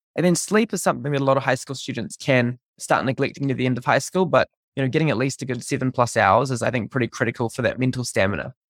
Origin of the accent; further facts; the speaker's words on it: New Zealand; moved away as an adult; growing up in New Zealand, uh, until I was fourteen